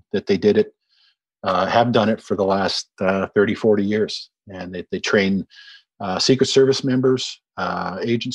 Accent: Winnipeg, Manitoba, Canada; I was born in Winnipeg

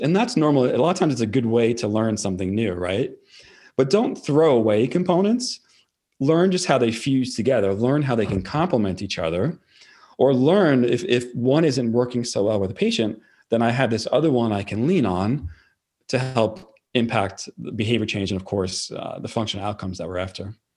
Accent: New York, United States; accent: New York; I'm from New York

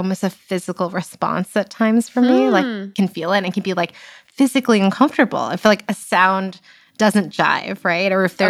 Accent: East Brunswick, New Jersey, United States; East Brunswick, New Jersey, where I grew up.

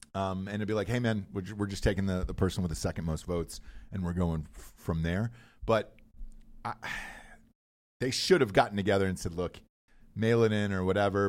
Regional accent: Atlanta, Georgia, United States; I'm from Atlanta

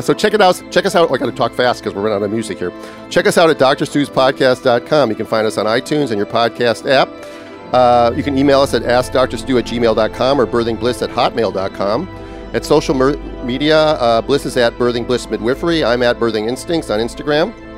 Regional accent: Minnesota, United States; growing up in Minnesota, even though I was in a suburb of a big city

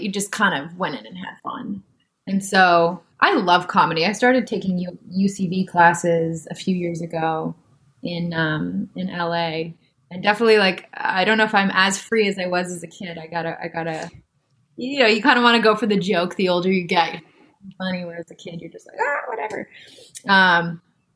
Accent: Canada

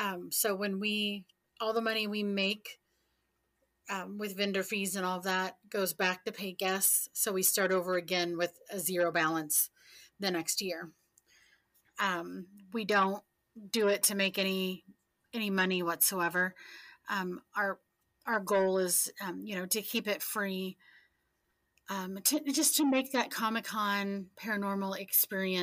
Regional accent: Central Illinois, United States; I am from Central Illinois, been here all my life.

